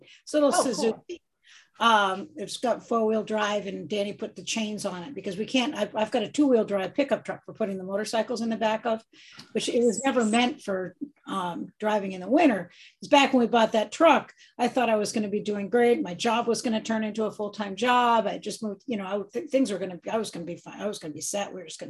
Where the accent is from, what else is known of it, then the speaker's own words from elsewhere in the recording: New England, United States; moved away; I grew up in New England.